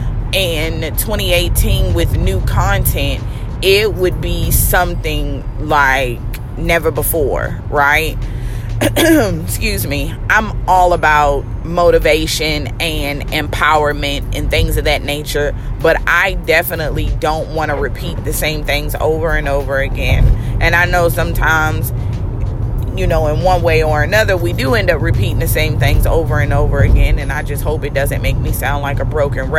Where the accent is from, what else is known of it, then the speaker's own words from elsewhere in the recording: Baltimore, Maryland, United States; moved away; I am from Baltimore, and I am a little over a week away from being able to go home to see my mommy and my grandmother and my family